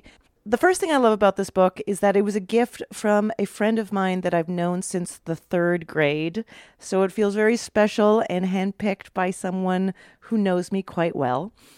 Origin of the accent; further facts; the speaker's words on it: Canada; moved away; I am originally from Canada